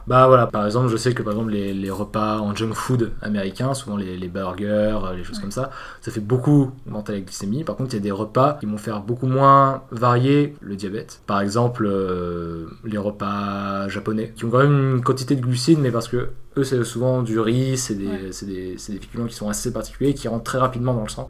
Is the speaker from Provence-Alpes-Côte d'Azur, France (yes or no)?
yes; Avignon, Provence-Alpes-Côte d'Azur, France; moved away as an adult; now in Paris, France; Je suis né à Avignon euh, en 98